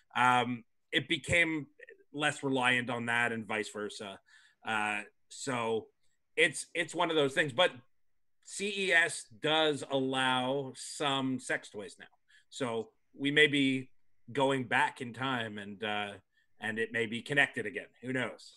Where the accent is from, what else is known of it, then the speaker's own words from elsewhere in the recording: Canada; moved away as an adult; now in United States; I'm from Canada